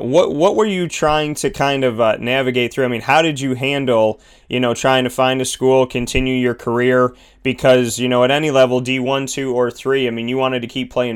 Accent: Binghamton, New York, United States; born or raised there

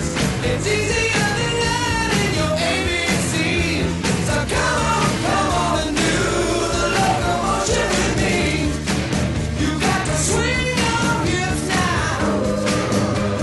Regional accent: Flint, Michigan, United States; We grew up in Flint listening to WAMM

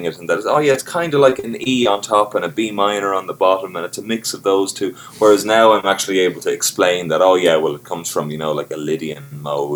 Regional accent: Carlow, Leinster, Ireland; So I'm from a place called Carlow in Ireland, and it's about an hour south, kind of southwest of Dublin. And, you know, I was lucky when I was growing up

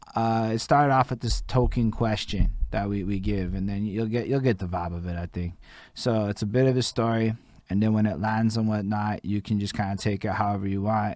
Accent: Montreal, Quebec, Canada; I'm only born in 87 and I come from Montreal

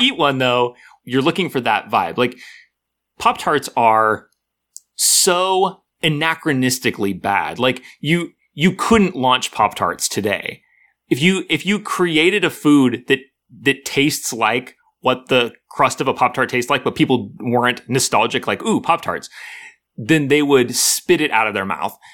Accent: United States; I grew up in America.

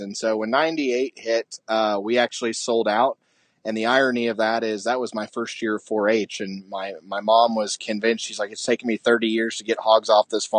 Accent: Illinois, United States; moved away; I actually grew up in Illinois

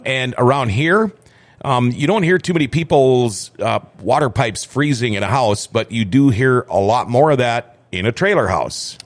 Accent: Thief River Falls, Minnesota, United States; born or raised there; moved away

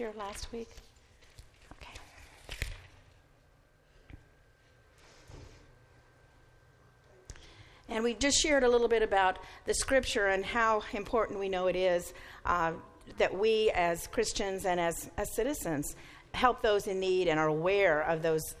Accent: Mississippi, United States; now in East Canton, United States; I grew up in Mississippi

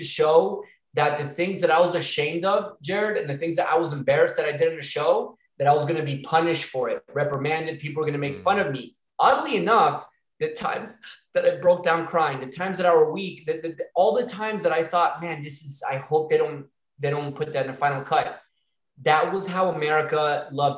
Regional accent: Miami, Florida, United States; I'm from Miami

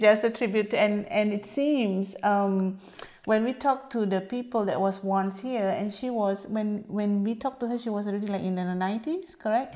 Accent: Singapore; also born or lived in Canada; now in Champlain, United States; I was from Singapore, bred and uh, raised there before I come to North America.

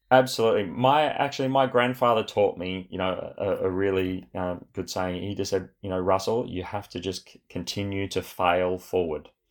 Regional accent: Australia; born or raised there; also born or lived in Sydney, Australia

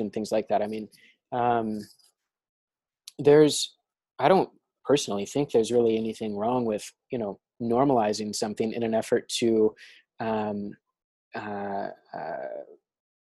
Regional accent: Arkansas, United States; I grew up in Arkansas.

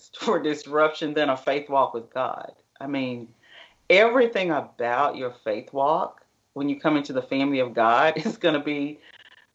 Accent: Middle Tennessee, United States; moved away as an adult; now in Dallas, United States; I'm from the Middle Tennessee area and educated and went to college in Tennessee and moved to Dallas with my husband

